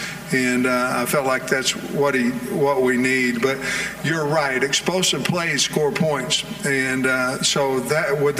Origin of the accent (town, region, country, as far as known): Oklahoma, United States